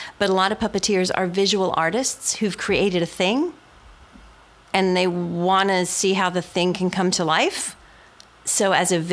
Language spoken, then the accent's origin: English; Cincinnati, Ohio, United States; I'm from Cincinnati, Ohio